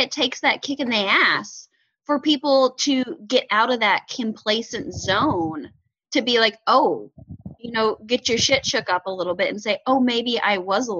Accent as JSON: {"language": "English", "region": "Indiana", "country": "United States", "said": "So I am from Southern Indiana. It's a very white area, very, very few minorities."}